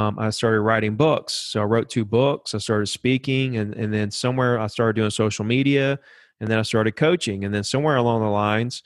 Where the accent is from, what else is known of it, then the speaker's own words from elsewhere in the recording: Alabama, United States; I grew up here in Alabama